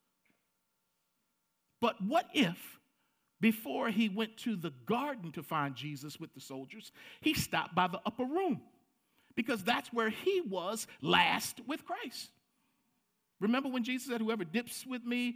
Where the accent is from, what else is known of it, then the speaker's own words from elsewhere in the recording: Baltimore, Maryland, United States; I grew up in Baltimore